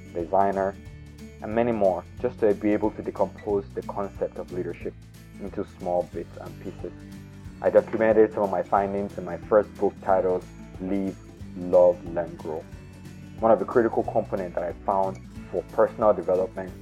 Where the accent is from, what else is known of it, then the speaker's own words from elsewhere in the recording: Nigeria; I was born in Nigeria in the 80s